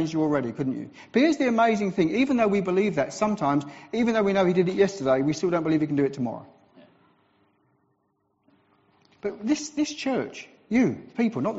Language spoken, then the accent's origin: English; England, United Kingdom; I'm from England, so we're into health and safety